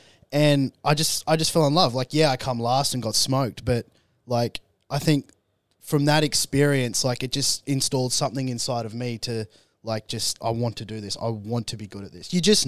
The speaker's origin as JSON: {"language": "English", "town": "Warwick", "region": "Queensland", "country": "Australia", "tie": "born or raised there", "said": "Yeah, so. You know, growing up in Warwick, Queensland, 2.5 hours from here."}